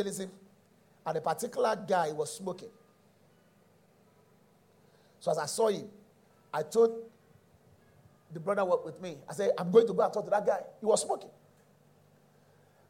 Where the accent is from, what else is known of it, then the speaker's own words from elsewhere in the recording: Nigeria; I was born in Nigeria and I still operate in Nigeria